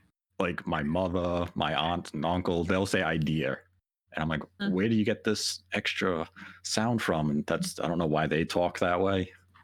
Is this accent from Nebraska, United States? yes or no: no; Providence, Rhode Island, United States; accent: Providence; my Providence accent, the accent I'm able to control.